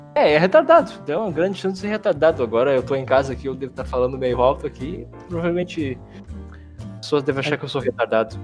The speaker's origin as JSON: {"language": "Portuguese", "country": "Brazil", "said": "Como bom brasileiro"}